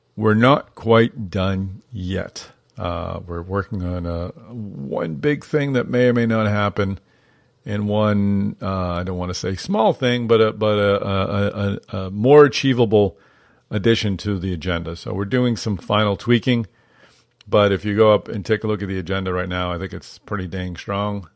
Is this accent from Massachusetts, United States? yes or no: yes; Boston, Massachusetts, United States; I, grew up in Boston